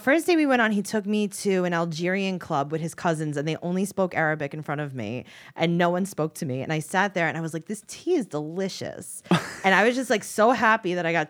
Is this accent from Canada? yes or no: no; New York City, New York, United States; I'm from Queens